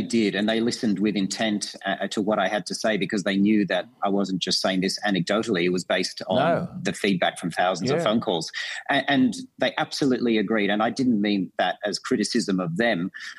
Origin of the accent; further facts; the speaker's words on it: Australia; I'm an Australian first